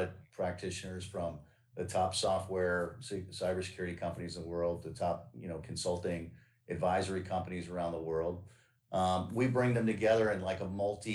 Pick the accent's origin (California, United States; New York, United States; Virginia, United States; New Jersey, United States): Virginia, United States; Northern; I grew up in Northern Virginia